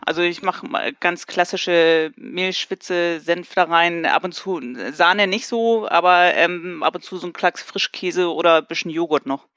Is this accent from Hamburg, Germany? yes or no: yes; Hamburg, Germany; ich komme aus Hamburg